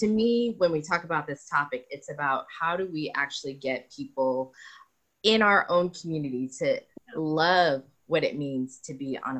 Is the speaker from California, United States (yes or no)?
no; New York, United States; moved away as an adult; also born or lived in Los Angeles, United States / Boston, United States; now in New Zealand; I grew up in New York